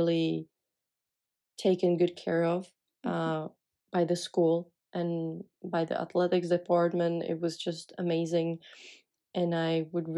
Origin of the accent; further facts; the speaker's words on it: Czechia; English is a second language; moved away as an adult; as I was from Czech